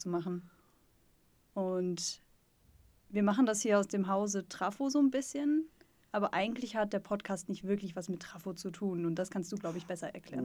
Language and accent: German; Sauerland, North Rhine-Westphalia, Germany; now in Stuttgart, Germany; ich komme eigentlich aus Nordrhein-Westfalen, aus dem Sauerland, aus dem Wald, aus dem tiefen Dorf.